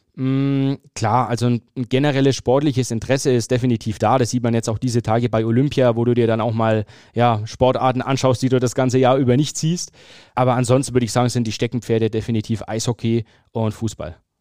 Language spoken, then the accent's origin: German; Fürth, Bavaria, Germany; Ich bin geboren und aufgewachsen in Fürth